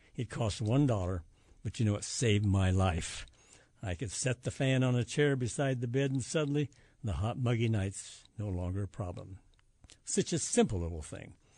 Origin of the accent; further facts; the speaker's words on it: Grundy County, central Iowa, United States; when I was growing up in Grundy County in central Iowa